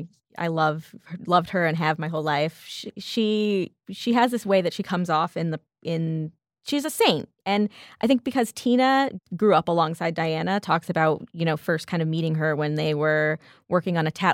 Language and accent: English; the West, United States; I'm from the West, grandparents were cowboys, kind of American.